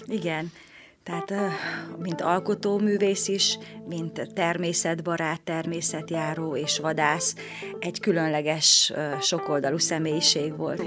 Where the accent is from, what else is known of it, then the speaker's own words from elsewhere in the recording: Sălard, Bihor County, Romania; moved away as an adult; also born or lived in Oradea, Romania; now in Săcueni, Romania; mert hat éves voltam, amikor Szalárdon, a ahonnan származom, elkezdtem én is táncot tanulni.